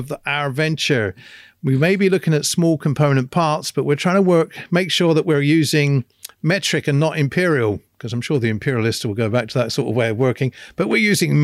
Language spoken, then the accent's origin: English; England, United Kingdom; me being English